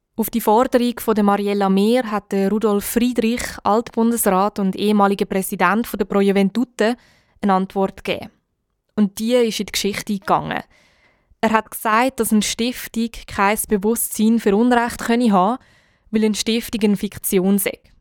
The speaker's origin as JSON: {"language": "German", "country": "Switzerland", "said": "bei uns in der Schweiz"}